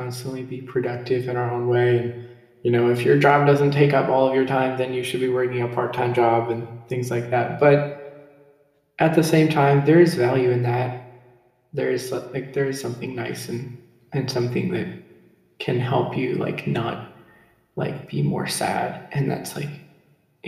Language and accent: English; Michigan, United States; moved away as an adult; also born or lived in Ohio; now in North Dakota, United States; moved to Michigan when I was a year old. So I'd spent my whole life that I could remember in the same house.